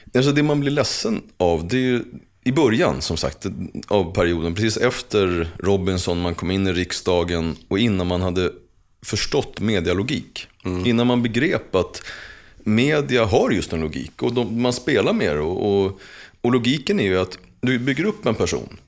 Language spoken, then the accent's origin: Swedish; Uppsala, Uppsala County, Sweden; jag har formats till den person som jag är utifrån min uppväxt i Gottsunda